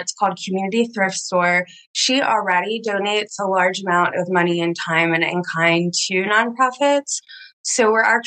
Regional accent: Tallahassee, Florida, United States; moved away as an adult; I'm from Tallahassee and moved back after grad school

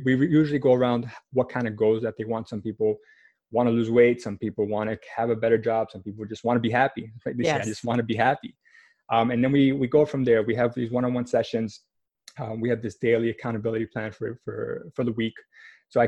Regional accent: New York City, New York, United States; born and raised in Manhattan.

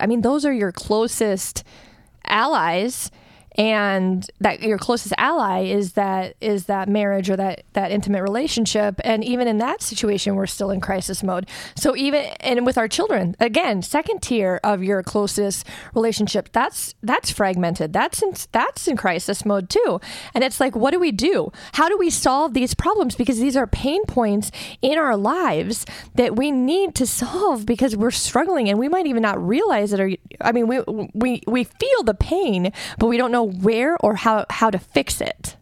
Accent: United States; we Americans

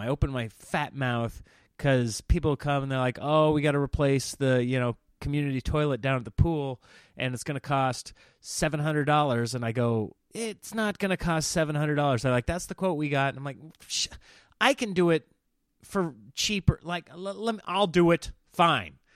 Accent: Nebraska, United States; now in California, United States; growing up in Nebraska

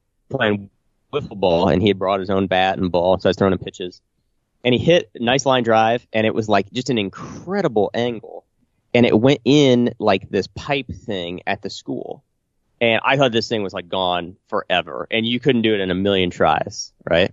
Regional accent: Illiopolis, Illinois, United States; my hometown, Iliopolis

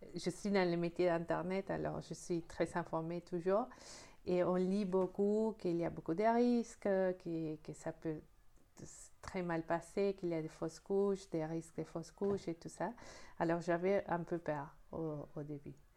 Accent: Argentina; moved away as an adult; now in France; je suis née en Argentine, je suis en France depuis 8 euh, ans et demi

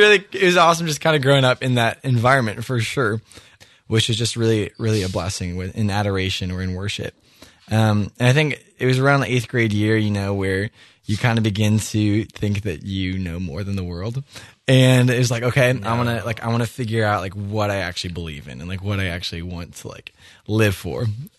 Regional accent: Erie, Pennsylvania, United States; I grew up in Erie, Pennsylvania, with an amazing family that loves Jesus and loves to raise us up

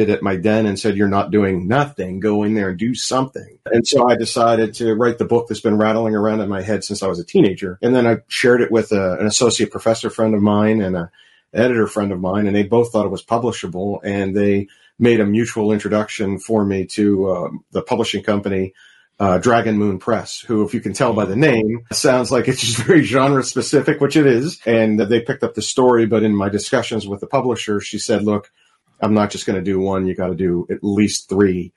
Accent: Pittsburgh, Pennsylvania, United States; I'm from Pittsburgh

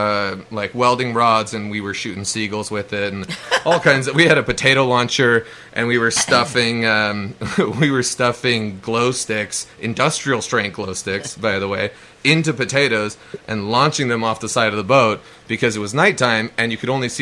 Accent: California, United States; I'm from California. I speak Spanish

